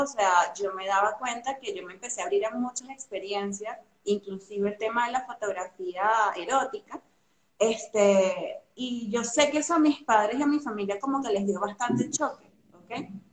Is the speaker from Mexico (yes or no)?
no; Venezuela; moved away as an adult; now in Argentina; soy venezolana, tengo siete años viviendo aquí en Argentina